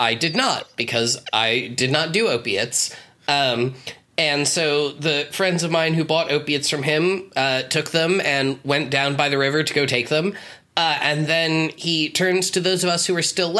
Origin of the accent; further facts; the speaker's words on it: Woodstock, New York, United States; I grew up right near Woodstock, New York, as in the Woodstock, New York.